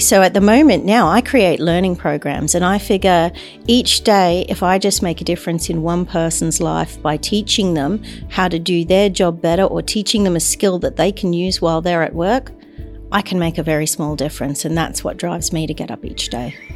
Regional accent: Brisbane, Queensland, Australia; moved away as an adult; also born or lived in New York; now in London, United Kingdom; I was away from my hometown of Brisbane

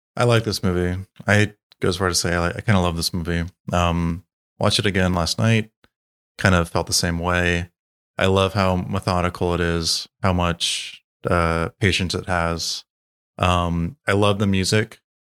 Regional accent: United States; as an American

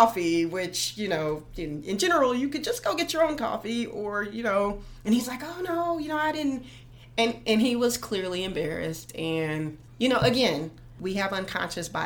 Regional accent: Silver City, New Mexico, United States; moved away; I grew up in New Mexico.

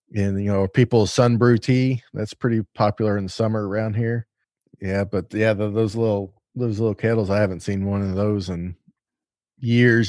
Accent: the South, United States; I'm from the South

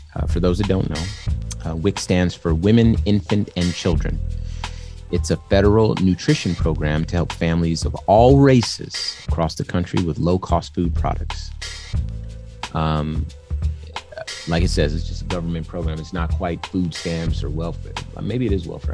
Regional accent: California, United States; I was born in California.

